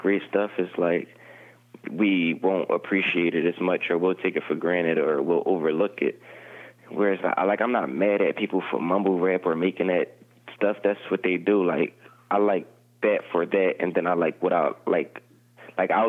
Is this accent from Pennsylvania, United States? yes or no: yes; Philadelphia, Pennsylvania, United States